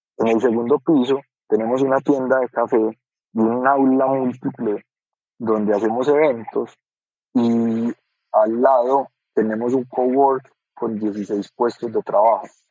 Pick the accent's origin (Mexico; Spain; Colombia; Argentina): Colombia; como colombianos